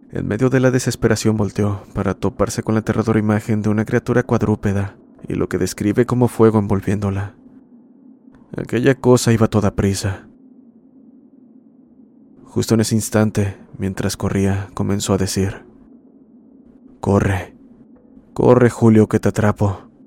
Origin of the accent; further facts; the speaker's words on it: Ecuador; soy de Ecuador, nuevamente compartiendo una experiencia